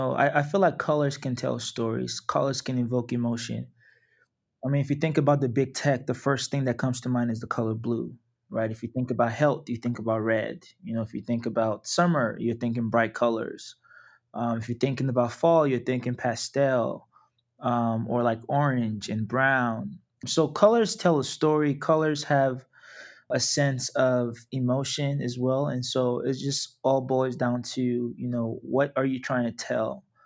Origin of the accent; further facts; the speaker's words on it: Nigeria; Yeah, so in Nigeria, I'm from the Yoruba tribe.